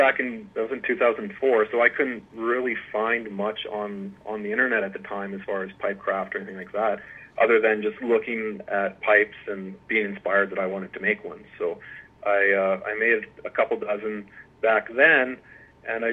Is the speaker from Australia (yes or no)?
no; Lloydminster, Canada; now in Edmonton, Canada; I grew up on a farm south of Lloydminster